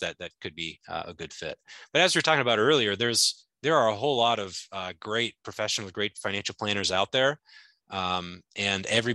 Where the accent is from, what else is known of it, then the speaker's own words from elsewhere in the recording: Alaska, United States; moved away as an adult; also born or lived in upstate New York; I grew up in Alaska, went to college to play baseball in upstate New York